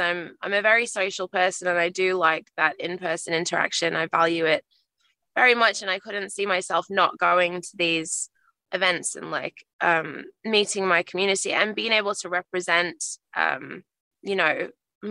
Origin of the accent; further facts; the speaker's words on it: Australia; I've been referred to as some Australian wife